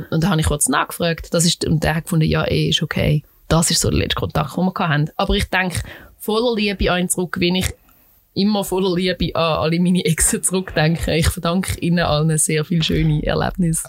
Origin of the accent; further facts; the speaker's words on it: Switzerland; ich als Schweizerin